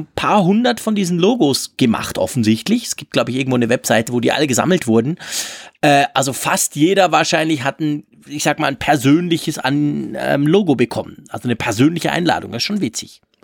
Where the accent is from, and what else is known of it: Switzerland